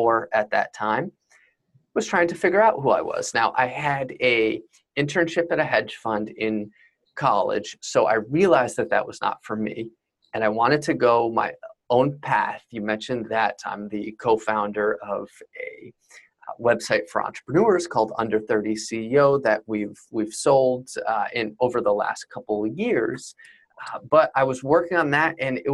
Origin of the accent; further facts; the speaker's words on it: Fishkill, New York, United States; I'm from upstate New York and kind of a little town, exurban, not crazy far, or I'm not from Buffalo by any means, Fishkill, New York, near Poughkeepsie